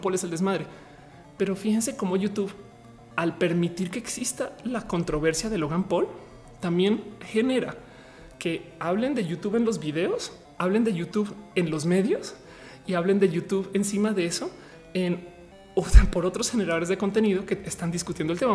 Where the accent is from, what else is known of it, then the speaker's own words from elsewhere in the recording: Mexico; nosotros como mexicanos